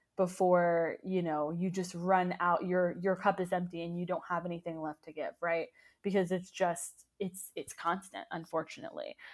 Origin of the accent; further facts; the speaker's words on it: United States; as Americans